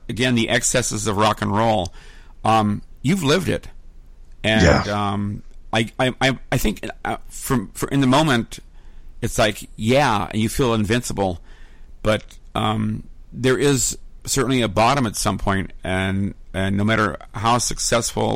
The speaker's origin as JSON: {"language": "English", "town": "San Francisco", "region": "California", "country": "United States", "tie": "born or raised there", "said": "I grew up in San Francisco"}